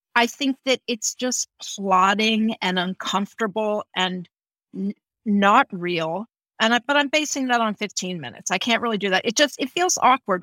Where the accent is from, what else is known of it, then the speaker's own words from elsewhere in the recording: Houston, Texas, United States; I grew up in Texas